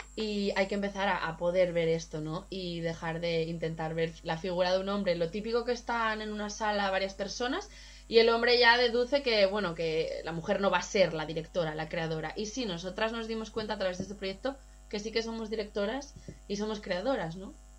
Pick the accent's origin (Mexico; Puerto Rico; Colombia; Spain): Spain; Gijón, Asturias; moved away; also born or lived in Berlin / London / Barcelona; yo soy de Gijón